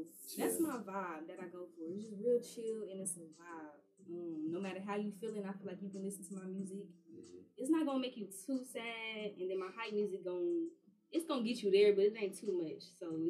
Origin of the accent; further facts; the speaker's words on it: Kansas City, Missouri, United States; also born or lived in New Orleans; now in Texas, United States; I'm originally from Kansas City, Missouri. After that, I moved to New Orleans, and then I ended up in Texas. I graduated high school out here.